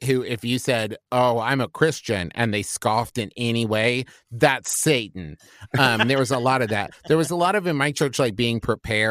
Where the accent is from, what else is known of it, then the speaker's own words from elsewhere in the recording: Huntington, West Virginia, United States; moved away as an adult; also born or lived in Norman, Oklahoma / Los Angeles, California; now in Cincinnati, United States; I grew up in West Virginia, Huntington, West Virginia